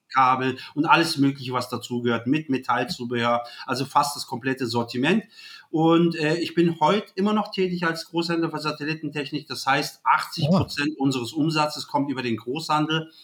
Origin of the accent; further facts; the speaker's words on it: Germany; ich bin hier geboren, hier aufgewachsen in Deutschland